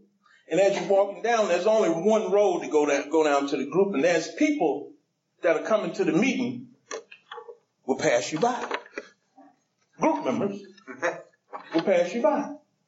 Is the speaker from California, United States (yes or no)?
no; Decatur, Georgia, United States; I came from Decatur to I guess that's Stone Mountain, maybe Tucker.